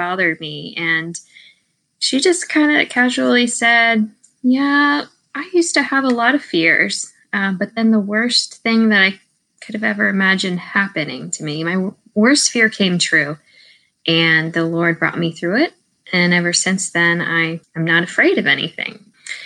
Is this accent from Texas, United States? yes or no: no; Maryland, United States; moved away; also born or lived in Georgia; I grew up in Maryland.